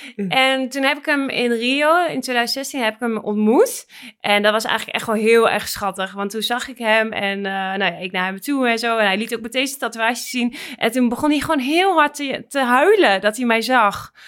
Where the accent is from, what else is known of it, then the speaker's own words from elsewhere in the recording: Netherlands; moved away; ik was in Bijlen, waar ik ben opgegroeid